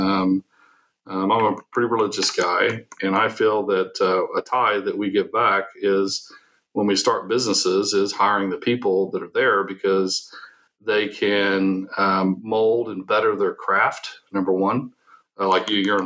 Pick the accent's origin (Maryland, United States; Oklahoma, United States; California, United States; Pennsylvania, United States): Oklahoma, United States; also born or lived in Texas; I'm an Oklahoma native. I was born in Texas